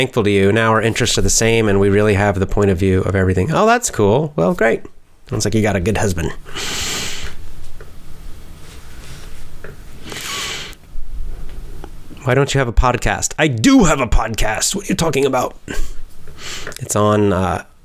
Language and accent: English; United States; I'm American